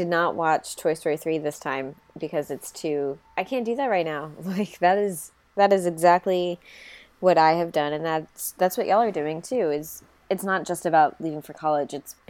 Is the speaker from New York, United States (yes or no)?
no; Texas, United States; We're from Texas.